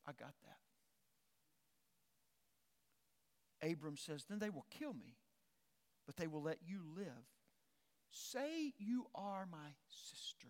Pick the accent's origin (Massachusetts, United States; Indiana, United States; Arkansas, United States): Arkansas, United States; I'm from Arkansas